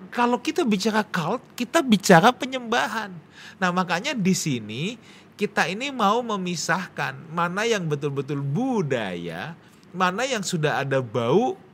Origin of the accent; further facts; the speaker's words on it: Indonesia; Saya sebagai orang Chinese uh, yang lahir di Indonesia bagaimanapun saya ini pasti ada unsur satu, ada unsur budaya Chinese yang diterapkan turun-menurun dari kakek nenek semua. Tapi karena saya hidup di Indonesia, bagaimanapun saya juga pasti punya budaya Indonesia, Pak.